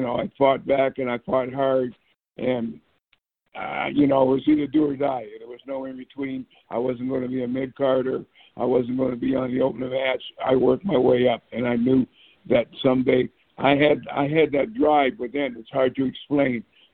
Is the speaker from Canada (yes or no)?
yes; Nova Scotia, Canada; moved away; also born or lived in Toronto; growing up in Nova Scotia, Canada, moved up to Toronto